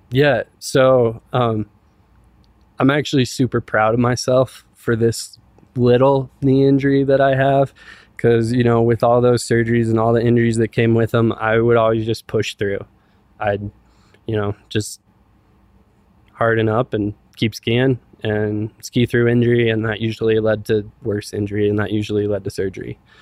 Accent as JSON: {"language": "English", "town": "Silverthorne", "region": "Colorado", "country": "United States", "tie": "born or raised there", "said": "I grew up in Silverthorne"}